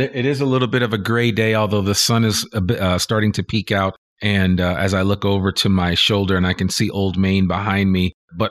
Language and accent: English; New Jersey, United States; Whereas where I grew up in the New Jersey area and being in New England and experiencing fall, it's a little different